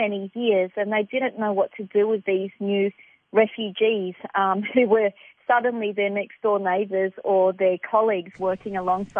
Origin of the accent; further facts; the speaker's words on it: Melbourne, Victoria, Australia; So I grew up in the inner city suburbs of Melbourne, and we were what you would classify as the working poor.